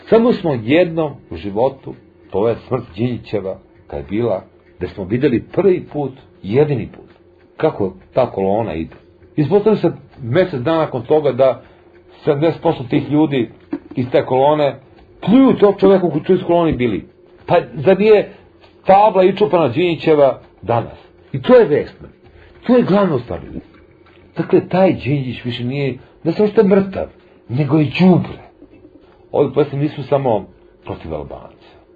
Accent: Serbia; da mi kao Srbi, kao demonstranti, kao protiv Miloševića

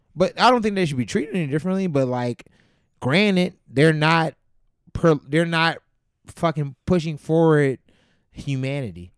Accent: Youngstown, Ohio, United States; moved away as an adult; also born or lived in Campbell, Ohio; now in Chicago, United States; I grew up in Youngstown, Ohio

